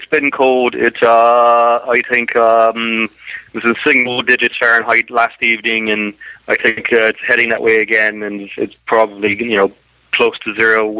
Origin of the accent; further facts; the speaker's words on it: Ireland; From the south. So I'm actually far more interested in rugby than I am in soccer.